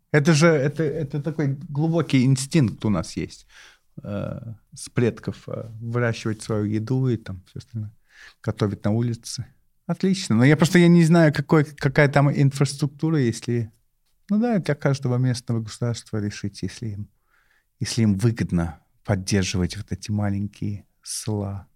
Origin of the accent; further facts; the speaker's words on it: London, United Kingdom; Russian is a second language; moved away as an adult; now in Moscow, Russia; Я из Лондона и живу в Москве